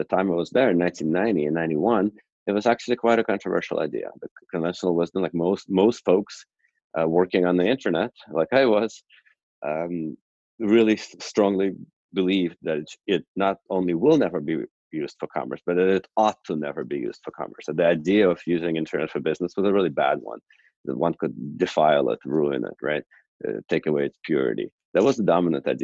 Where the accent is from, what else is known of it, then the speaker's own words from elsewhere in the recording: a suburb of Houston, Texas, United States; also born or lived in Moscow, Russia / New Jersey; And then my father actually ended up getting a job in Houston. And then after that, I grew up in a suburb